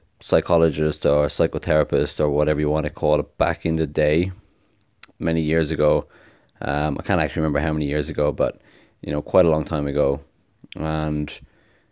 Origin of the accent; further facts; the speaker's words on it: Ireland; now in Australia; I live in Australia, you know, I'm from Ireland originally.